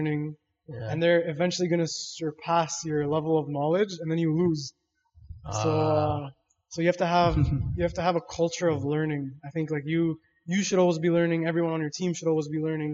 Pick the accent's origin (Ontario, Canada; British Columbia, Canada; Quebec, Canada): Ontario, Canada; Toronto; I was born in West End, Toronto West End, Kipling area. And then I moved shortly after